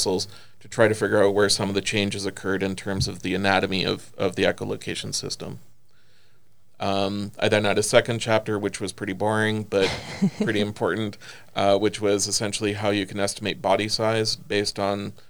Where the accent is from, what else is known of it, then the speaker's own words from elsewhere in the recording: the Midwest of Canada, the Prairies, Canada; also born or lived in California; now in Maryville, United States; I grew up sort of in the Midwest of Canada